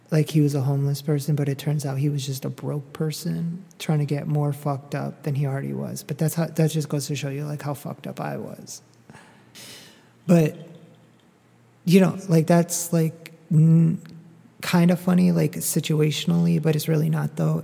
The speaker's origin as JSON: {"language": "English", "region": "Northeast", "country": "United States", "tie": "born or raised there", "moved": "yes", "lives_now": "Dallas, United States", "said": "I grew up in the Northeast"}